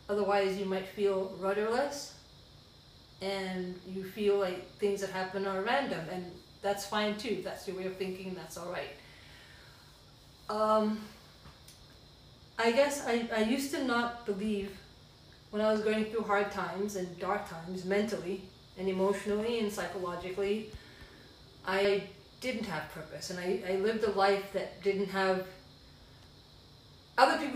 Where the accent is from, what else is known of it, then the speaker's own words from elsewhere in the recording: Sierra Leone; born there; I was born in Sierra Leone, West Africa